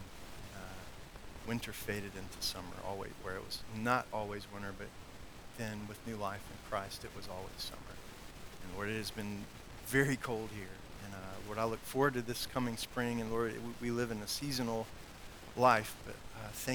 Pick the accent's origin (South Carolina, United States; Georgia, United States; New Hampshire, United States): South Carolina, United States; now in Roanoke, United States; where I grew up in South Carolina